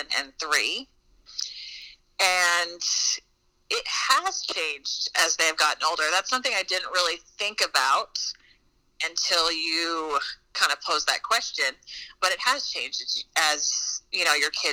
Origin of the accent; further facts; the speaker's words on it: the South, Missouri, United States; I'm from the South, and I like to say I'm from the South, and I live in the South, and Missouri's considered the Midwest, but I'm just like, well, we're really at the bottom of Missouri